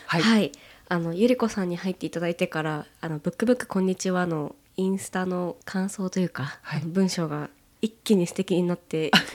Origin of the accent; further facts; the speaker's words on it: Odawara, Kanagawa, Japan; 小田原出身実家は山伏の寺